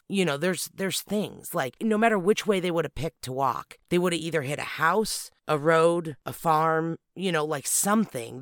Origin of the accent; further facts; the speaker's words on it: California, United States; where we're from